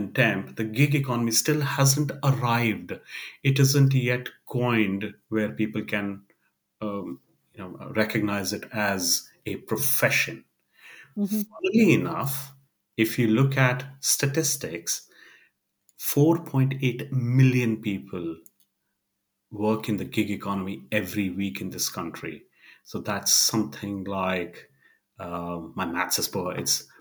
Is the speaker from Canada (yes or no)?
no; India; I come from India